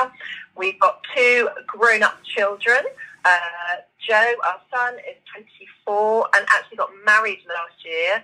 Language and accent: English; Norwich, East of England, United Kingdom; I have lived in Norfolk my entire life